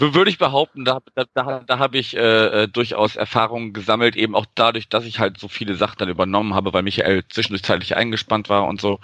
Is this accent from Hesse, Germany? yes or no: no; Wuppertal, North Rhine-Westphalia, Germany; moved away as an adult; also born or lived in Berlin; now in Hamburg, Germany; Also ich bin ja auch gar kein Norddeutscher gebürtig, sondern wohne erst seit zwei Jahren hier und äh, habe dann aus meiner Geburtsstadt Wuppertal noch so einen Umweg über Berlin gemacht, bevor ich hier gelandet bin